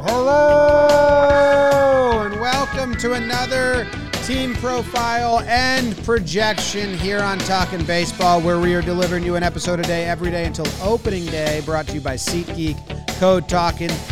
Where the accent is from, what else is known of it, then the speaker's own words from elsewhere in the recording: Connecticut, United States; we grew up in Connecticut